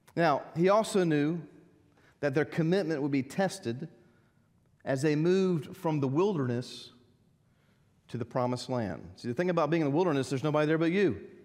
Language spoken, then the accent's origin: English; United States; Growing up in America